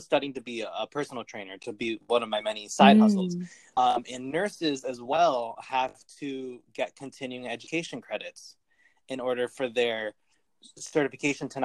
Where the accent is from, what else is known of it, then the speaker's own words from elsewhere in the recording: Connecticut, United States; moved away as an adult; now in Brooklyn, United States; I'm also from Connecticut